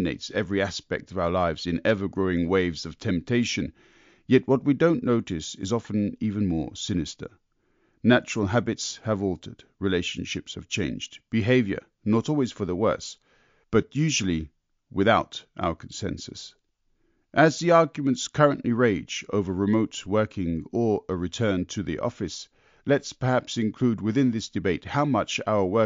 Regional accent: United Kingdom; now in Germany; I'm born Brit in Germany

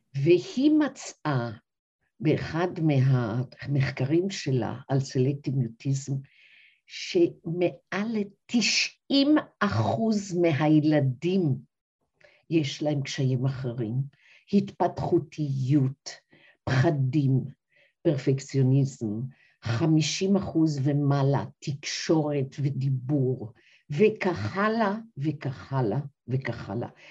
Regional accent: Kfar HaNoar HaDati, Northern District, Israel; moved away; also born or lived in Dortmund, Germany; אני עצמי גדלתי בכפר הנוער הדתי, בשנת ארבעים ושמונה ייסדו אותו הוריי

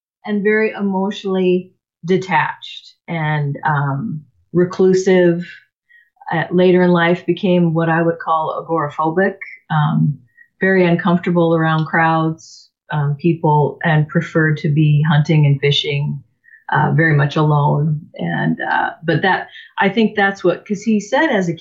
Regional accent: Seattle, Washington, United States; I was born in the Seattle area, so I am a native. I grew up in a family of four

